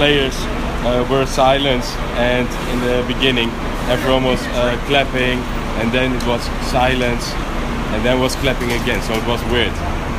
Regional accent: Amsterdam, North Holland, Netherlands; English is a second language; from Amsterdam.

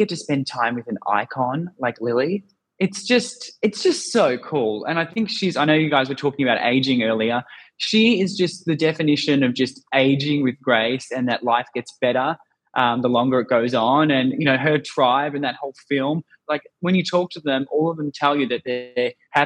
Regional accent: Australia; accent: Aussie; I am Australian.

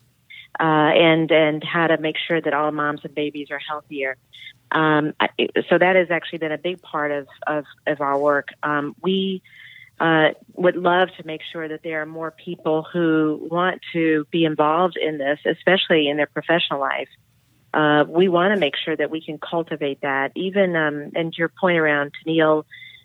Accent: Atlanta, Georgia, United States; I grew up in Atlanta

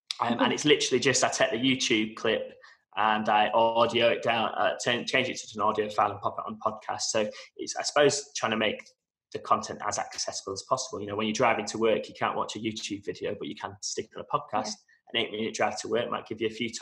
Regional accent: Manchester, North West England, United Kingdom; moved away as an adult; now in Dubai, United Arab Emirates; I'm originally from Manchester

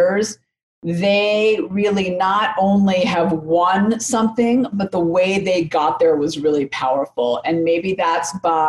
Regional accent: Oakland, California, United States; now in Denver, United States; I grew up in Oakland, California.

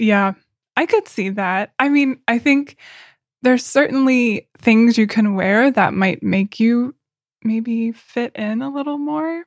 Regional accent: Oklahoma, United States; moved away as an adult; now in Berlin, Germany; I'm from Oklahoma in the U.S., which is very casual, very country

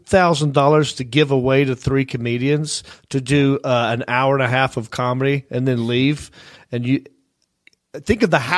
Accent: Hickory, North Carolina, United States; I'm the hick from Hickory.

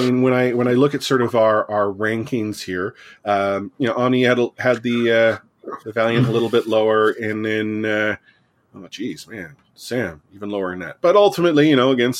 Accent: Canada; I'm a Canadian

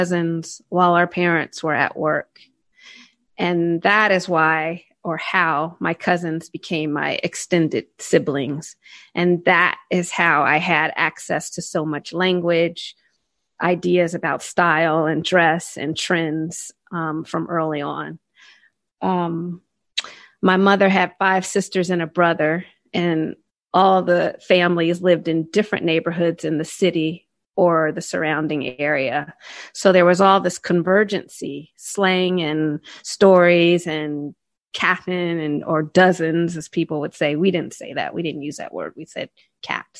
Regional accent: Cincinnati, Ohio, United States; I grew up in the Midwestern United States, specifically Southern Ohio

